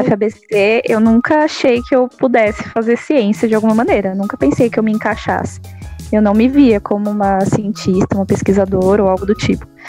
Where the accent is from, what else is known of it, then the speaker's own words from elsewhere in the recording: São Caetano do Sul, São Paulo, Brazil; eu sou de São Caetano